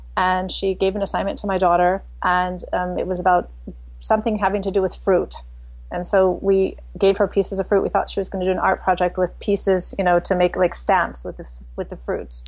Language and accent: English; St. Louis, Missouri, United States; moved away as an adult; also born or lived in China / Indonesia / Netherlands / Belgium; now in Frankfurt, Germany; I grew up in St. Louis, Missouri, so in the very center.